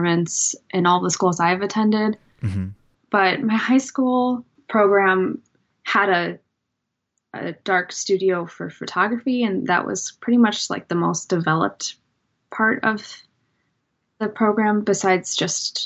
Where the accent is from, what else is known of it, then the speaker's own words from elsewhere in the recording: Crystal Lake, Illinois, United States; now in McHenry, United States; Right now I'm in McHenry, Illinois, and I grew up in Crystal Lake, Illinois, so just moved a couple miles north